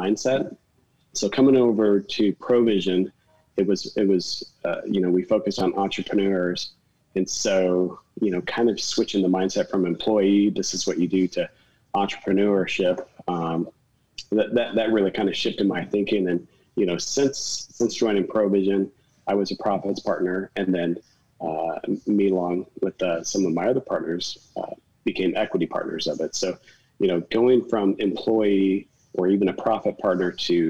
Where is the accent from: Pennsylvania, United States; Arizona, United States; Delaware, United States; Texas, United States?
Arizona, United States; Phoenix; I grew up in Phoenix and it's really hot in the summertime